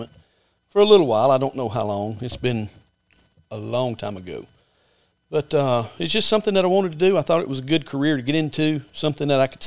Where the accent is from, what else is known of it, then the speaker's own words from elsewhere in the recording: Rockford, Alabama, United States; I come from Coosa County, Rockford. I live there now. I graduated from Central High School